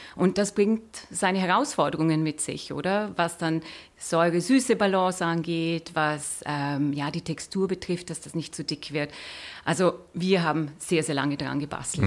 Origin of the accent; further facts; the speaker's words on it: Austria; now in Switzerland; Ich bin Österreicherin